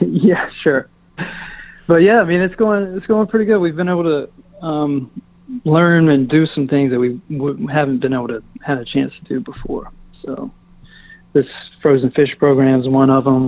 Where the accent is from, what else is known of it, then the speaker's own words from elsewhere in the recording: Eastern North Carolina, United States; I'm from Eastern NC